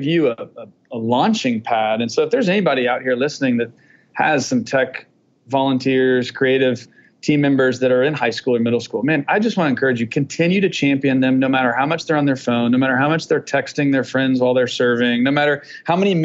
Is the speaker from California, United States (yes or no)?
no; Atlanta, Georgia, United States; I grew up in Atlanta, and as people know, Atlanta is, if not the buckle of the Bible Belt